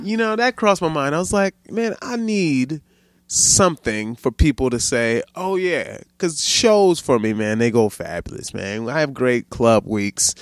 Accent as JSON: {"language": "English", "town": "Baltimore", "region": "Maryland", "country": "United States", "tie": "born or raised there", "moved": "yes", "lives_now": "Sacramento, United States", "said": "I grew up in Baltimore"}